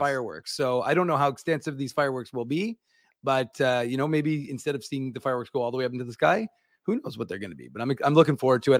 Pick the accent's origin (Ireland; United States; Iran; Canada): Canada; Winnipeg, Manitoba; I said, "Winnipeg."